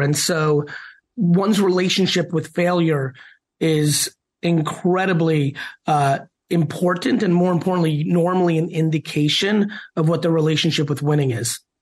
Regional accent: Queens and then New Jersey, United States; also born or lived in Soviet Union; growing up in Queens and then New Jersey

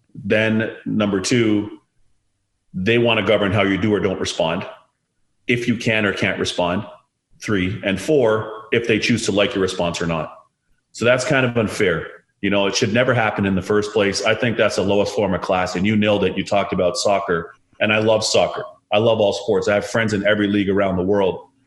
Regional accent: Toronto, Ontario, Canada; I was born in Canada

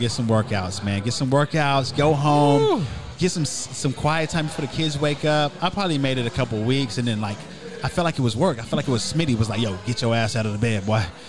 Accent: Norman, Oklahoma, United States; I'm from Norman. I lived here my whole life

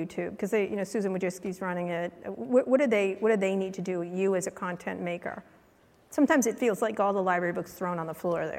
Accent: San Francisco, California, United States; we're from San Francisco

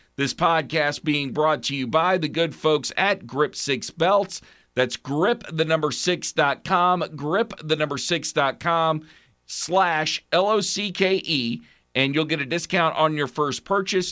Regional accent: Oklahoma, United States; my state, my home state

